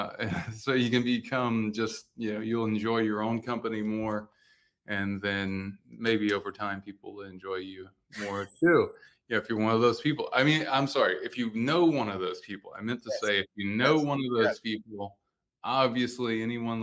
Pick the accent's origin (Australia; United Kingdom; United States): United States; coastal Louisiana; also born or lived in Austin, Texas; now in Miami, United States; I grew up in Louisiana, in coastal Louisiana